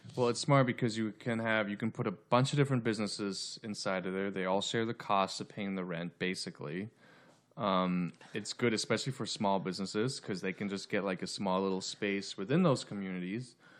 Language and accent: English; right outside of Denver, Colorado, United States; now in Los Angeles, United States; I'm originally from, I grew up in Colorado, right outside of Denver